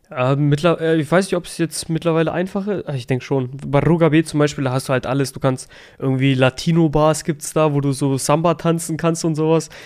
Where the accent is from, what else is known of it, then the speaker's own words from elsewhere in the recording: Germany; also born or lived in Kosovo; ich sehe mich eigentlich auch als Deutscher, ich bin hier aufgewachsen